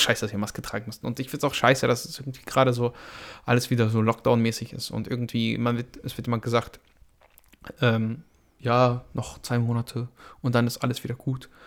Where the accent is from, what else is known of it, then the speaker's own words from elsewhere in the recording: Belarus; now in Germany; bin ich ja ursprünglich aus Weißrussland